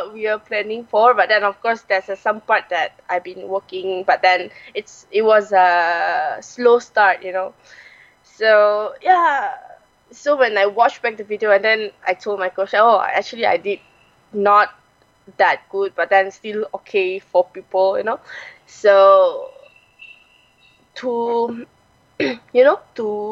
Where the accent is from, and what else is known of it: Malaysia; born or raised there